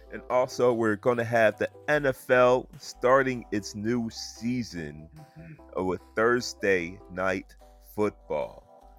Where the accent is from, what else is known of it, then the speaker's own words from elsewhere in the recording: the South, United States; I grew up in the South